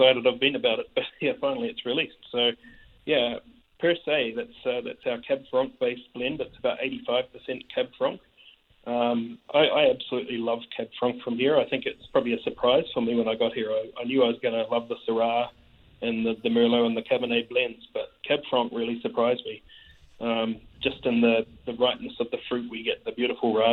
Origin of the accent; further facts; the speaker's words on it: New Zealand; Being a Kiwi